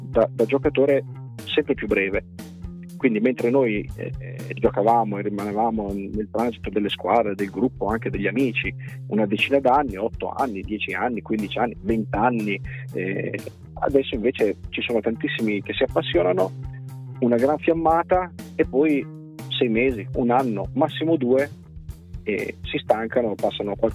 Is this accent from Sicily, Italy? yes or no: no; Reggio Emilia, Emilia-Romagna, Italy; sono nato e cresciuto a Reggio Emilia